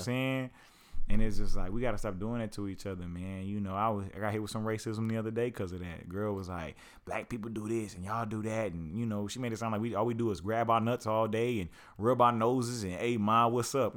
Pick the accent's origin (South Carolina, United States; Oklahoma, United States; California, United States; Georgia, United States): Oklahoma, United States; Lawton; I grew up in Lawton, Oklahoma